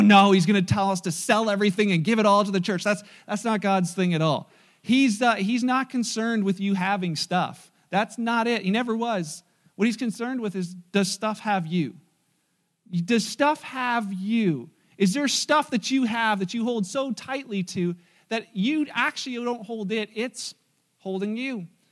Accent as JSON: {"language": "English", "country": "Canada", "said": "we're Canadian"}